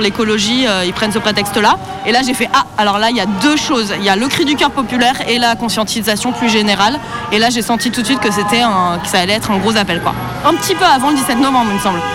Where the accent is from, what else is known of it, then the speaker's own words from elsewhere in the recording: Paris, Île-de-France, France; moi, je suis parisienne